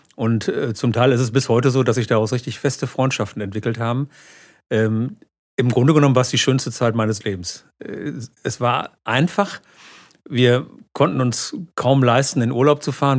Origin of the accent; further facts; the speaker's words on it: Münster, North Rhine-Westphalia, Germany; ich bin in Körde aufgewachsen